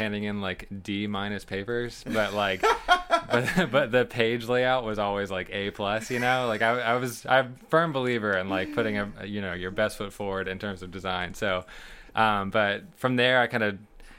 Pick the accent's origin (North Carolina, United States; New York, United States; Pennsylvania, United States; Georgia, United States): North Carolina, United States; Winston-Salem; also born or lived in Charleston; I'm from Winston, like you said. I grew up here, kind of born and raised, honestly, and I've kind of lived all over Winston